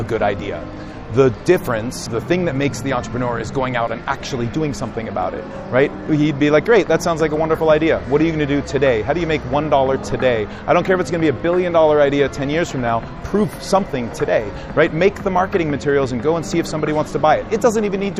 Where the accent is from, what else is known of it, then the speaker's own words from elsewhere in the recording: Silicon Valley, California, United States; I grew up in Silicon Valley